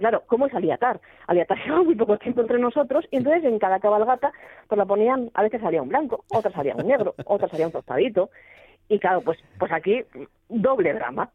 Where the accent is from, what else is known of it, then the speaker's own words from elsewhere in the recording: Gijón, Asturias, Spain; los gijoneses